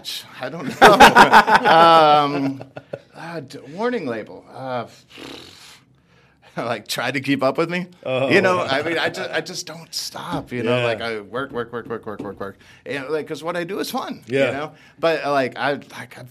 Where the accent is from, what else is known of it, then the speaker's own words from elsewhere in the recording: Philadelphia, Pennsylvania, United States; moved away as an adult; also born or lived in Clarksdale, Mississippi / Austin, Texas; now in Dallas, United States; I went to high school and middle school, high school, and college in Philly